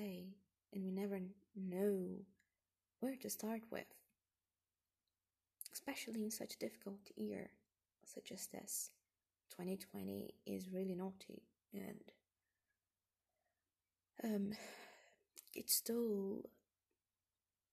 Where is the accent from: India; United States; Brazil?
Brazil; English is a second language; moved away as an adult; I'm not from here, I'm from Brazil, and I came to this different land.